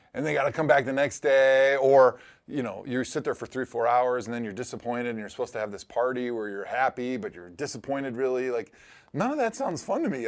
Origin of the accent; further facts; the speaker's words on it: Milwaukee, Wisconsin, United States; moved away; I grew up in Milwaukee.